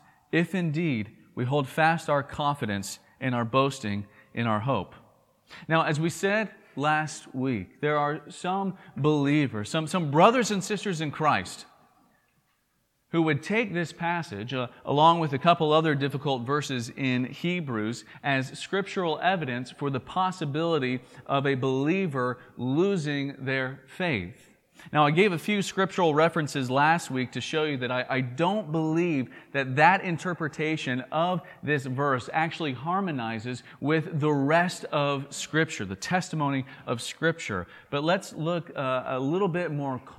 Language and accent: English; Tennessee, United States; accent: southern drawl; if you're from Tennessee, where I'm from